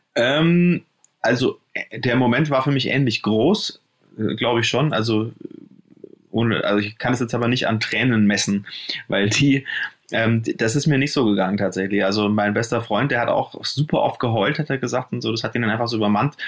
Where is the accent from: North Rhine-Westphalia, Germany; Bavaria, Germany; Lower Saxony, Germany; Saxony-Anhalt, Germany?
Bavaria, Germany; Nuremberg; also born or lived in Munich / Cologne; now in Berlin, Germany; ich komme ja aus Nürnberg, äh, äh, bin dann nach München